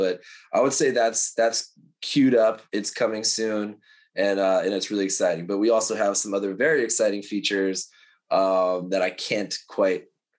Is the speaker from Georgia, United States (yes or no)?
no; New York, United States; now in Los Angeles, United States; I live in LA. I'm a transplant from New York. So like, I love being out here on the West Coast.